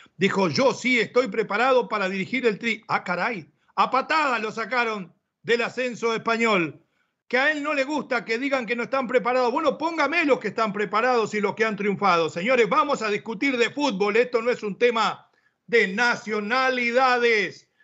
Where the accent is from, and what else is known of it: Mexico